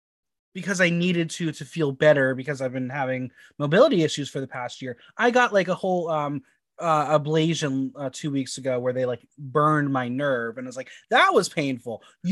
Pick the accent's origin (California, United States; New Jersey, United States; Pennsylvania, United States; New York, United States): New Jersey, United States; I'm from Jersey